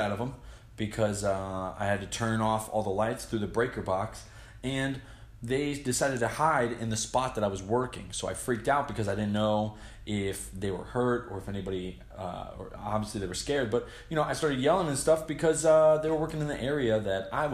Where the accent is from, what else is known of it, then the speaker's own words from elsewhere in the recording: New Jersey, United States; moved away; Growing up in Jersey was fun